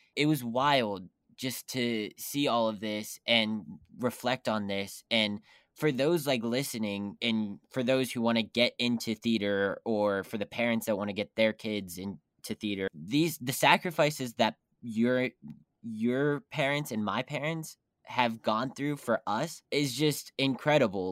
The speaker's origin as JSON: {"language": "English", "region": "West Virginia", "country": "United States", "tie": "born or raised there", "moved": "yes", "lives_now": "New York, United States", "said": "I'm back in West Virginia s, right now"}